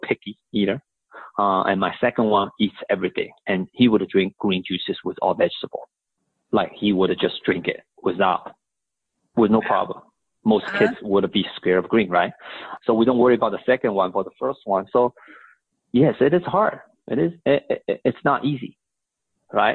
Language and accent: English; Shanghai, China; also born or lived in Houston, Texas; now in United States; I was born and raised in Shanghai, China, came here as, you know, my mom brought me here, went to college here